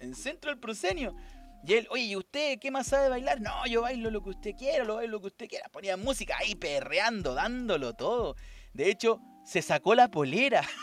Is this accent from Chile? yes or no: yes; Valparaíso, Chile; gente de Valparaíso, acá de Valparaíso